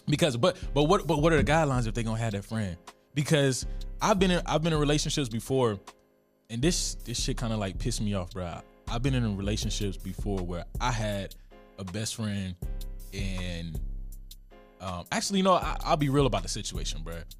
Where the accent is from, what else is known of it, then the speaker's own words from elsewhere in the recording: Georgia, United States; I'm from Georgia